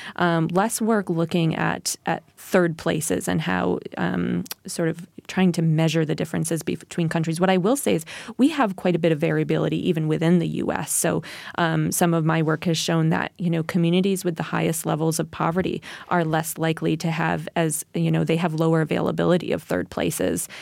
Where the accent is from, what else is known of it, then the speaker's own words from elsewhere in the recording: New York, United States; my hometown, um, DeFerry at New York, it has a population of four hundred